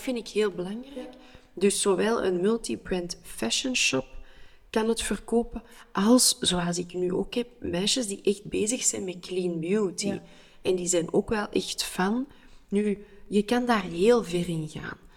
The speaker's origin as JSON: {"language": "Dutch", "town": "Antwerp", "region": "Flanders", "country": "Belgium", "said": "ik ben Antwerpenaar"}